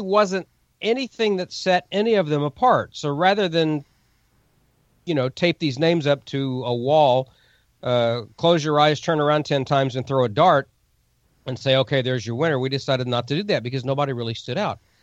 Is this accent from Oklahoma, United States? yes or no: yes; Oklahoma, United States; Bartlesville, Oklahoma, my home state